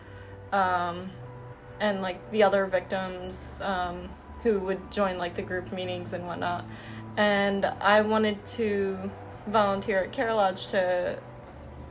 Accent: New Jersey, United States; moved away as an adult; now in Mississippi, United States; So originally I'm from New Jersey, and pretty much, you know, I'm adopted, but pretty much, you know, that's all I've ever known is New Jersey

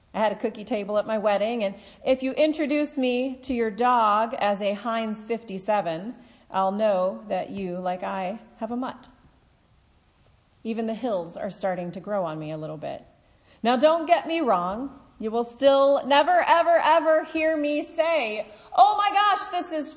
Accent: Kansas, United States; now in Pittsburgh, United States; I grew up in Kansas.

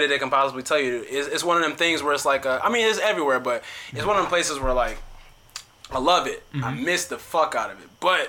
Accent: St. Louis, Missouri, United States; now in New Orleans, United States; I'm from St. Louis, Missouri. Now repping New Orleans.

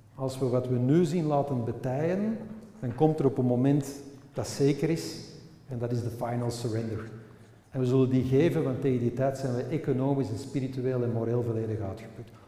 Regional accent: Flanders, Belgium; Wij zijn Vlamingen en we wonen aan de Noord. Wij spreken Nederlands met elkaar.

